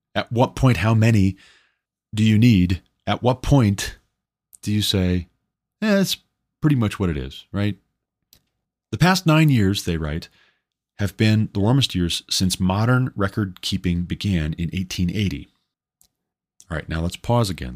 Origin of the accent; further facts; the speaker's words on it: Montana, United States; coming from Montana, growing up in Montana